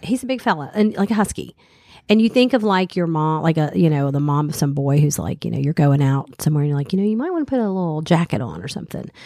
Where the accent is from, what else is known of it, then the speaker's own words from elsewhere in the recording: the South, Southern United States, United States; accent: Southern; moved away; also born or lived in Boston; I don't even think I really have, you know, a Southern accent